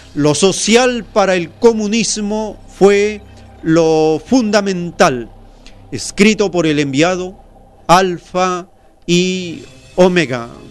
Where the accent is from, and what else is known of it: Peru